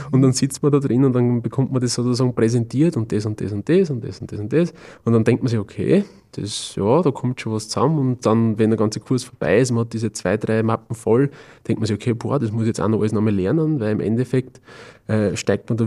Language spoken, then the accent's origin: German; Austria; vielleicht bei uns in Österreich, Deutschland, Schweiz, wir haben schon eine sehr, sehr super Brotkultur